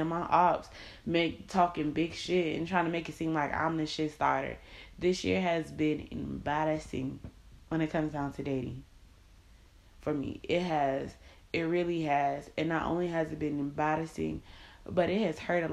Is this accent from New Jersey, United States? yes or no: no; Miami, Florida, United States; moved away as an adult; now in Indiana, United States; I'm from Miami. I'm moving to Indiana